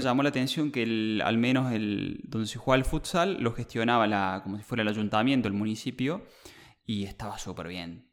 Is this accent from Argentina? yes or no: yes; Argentina; moved away as an adult; also born or lived in Australia; yo llegué retirado de Argentina de jugar al fútbol, que yo jugaba en clubes locales